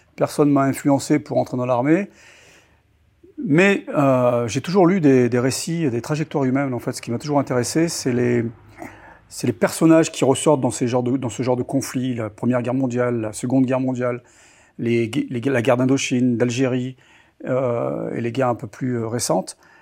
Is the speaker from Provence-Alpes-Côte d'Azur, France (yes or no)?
yes; Toulon, Provence-Alpes-Côte d'Azur, France; Je suis né à Toulon euh, en 1964. Et euh, je vivais dans un petit village à une trentaine de kilomètres de, de Toulon qui s'appelle Pignan